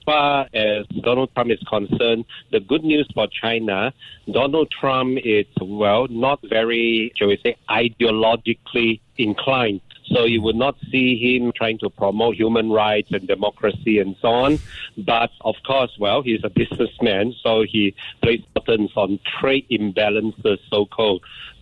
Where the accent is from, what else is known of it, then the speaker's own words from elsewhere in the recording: Sabah, Malaysia; moved away; I'm finally back to my hometown in Sabah, East Malaysia